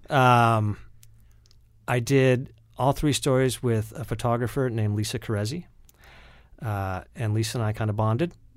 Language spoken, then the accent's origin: English; Lakewood, Ohio, United States; I say that I grew up in Cleveland, but I actually grew up in Lakewood, Ohio, which is just, it's on the west side of Cleveland.